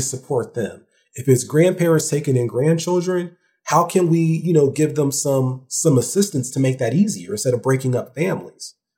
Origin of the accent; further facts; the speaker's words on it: Ohio, United States; I'm also from Ohio